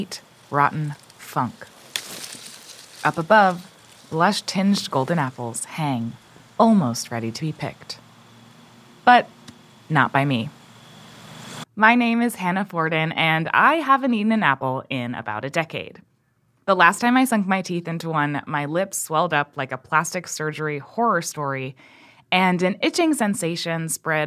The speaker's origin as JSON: {"language": "English", "area": "Hudson Valley", "region": "New York", "country": "United States", "tie": "born or raised there", "said": "I grew up in the Hudson Valley and was surrounded by apple orchards"}